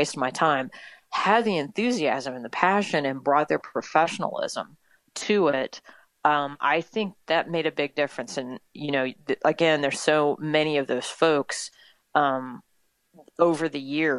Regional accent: north of St. Louis, Missouri, United States; moved away as an adult; also born or lived in Tennessee / Newport News, Virginia; now in Overland Park, United States; I am a Midwesterner. I grew up in north of St. Louis

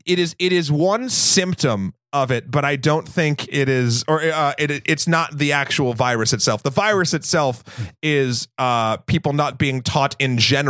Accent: New England, United States; I'm from New England.

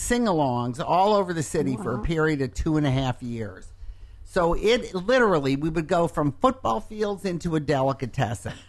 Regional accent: Detroit, Michigan, United States; growing up in Detroit

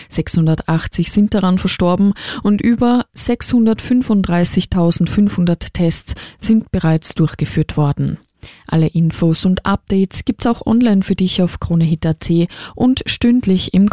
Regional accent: Austria; Bei uns in Österreich

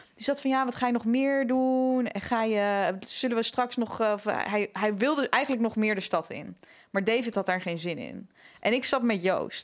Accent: Amsterdam, North Holland, Netherlands; waar komen jullie vandaan? Dus ik zo ja, Amsterdam

